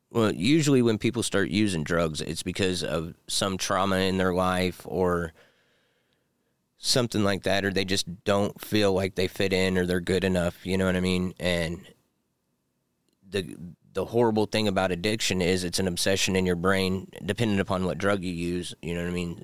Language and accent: English; Pendleton, Indiana, United States; now in Anderson, United States; I grew up in, like, Pendleton, Ingalls area, but I moved to the east side of Indianapolis, like, twenty years ago